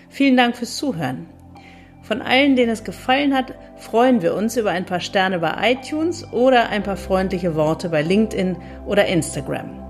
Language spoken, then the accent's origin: German; Northern Germany, Germany; Ich als Norddeutsche finde das toll.